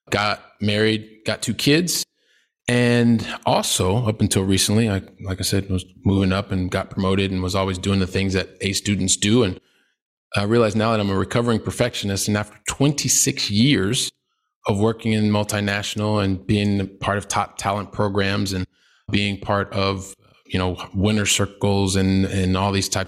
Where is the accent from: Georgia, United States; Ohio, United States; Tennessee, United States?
Ohio, United States; Columbus; And the truth is, I am a guy from Columbus, Ohio, Midwest through and through